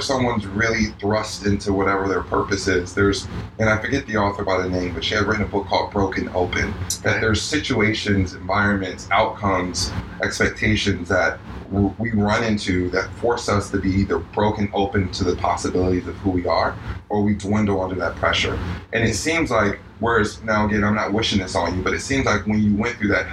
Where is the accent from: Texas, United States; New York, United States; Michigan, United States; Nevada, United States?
New York, United States; now in Miami, United States; I'm a New Yorker